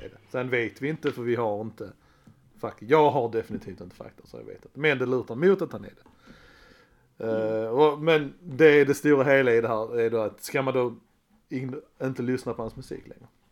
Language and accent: Swedish; Skåne, Sweden; vi är basically danskar. Skåne så